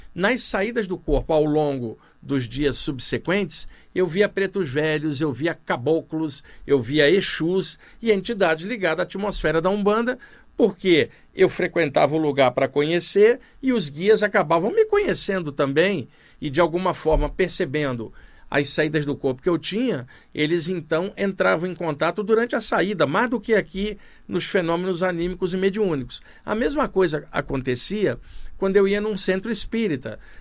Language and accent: Portuguese; Rio de Janeiro, Brazil; moved away; lá no Rio de Janeiro, onde eu cresci